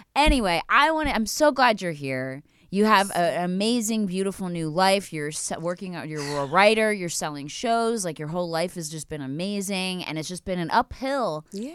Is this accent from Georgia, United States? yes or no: no; Philadelphia, Pennsylvania, United States; I'm from the Philly side